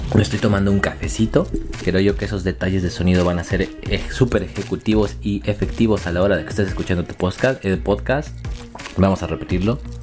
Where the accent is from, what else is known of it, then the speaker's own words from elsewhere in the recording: Mexico; moved away as an adult; also born or lived in Poland; now in Kraków, Poland; yo salí de México